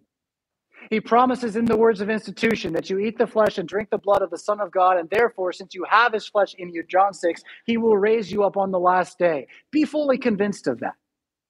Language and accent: English; United States; we have a history as American Lutherans